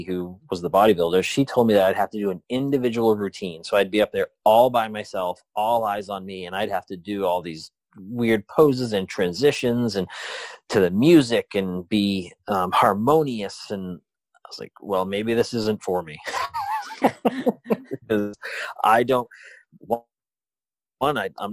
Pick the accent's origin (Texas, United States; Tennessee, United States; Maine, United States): Maine, United States; moved away; I'm from Maine